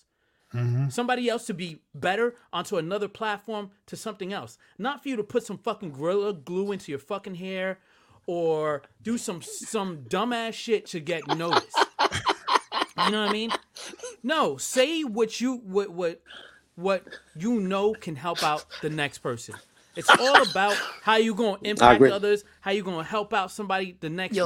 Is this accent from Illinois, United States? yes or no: no; New Jersey, United States; I'm from Jersey.